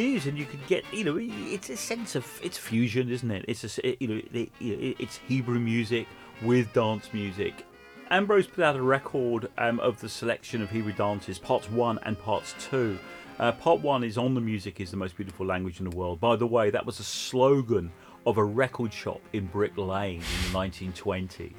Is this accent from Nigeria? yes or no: no; London, United Kingdom; So I grew up in Hendon in northwest London